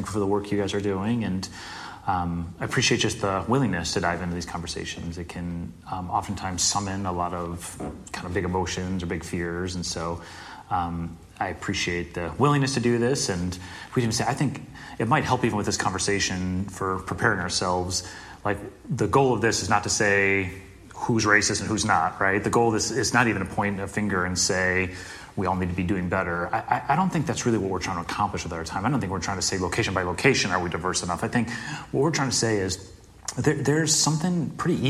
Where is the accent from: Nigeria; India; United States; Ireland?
United States; Chicago suburbs, Illinois; I'm in the Chicago suburbs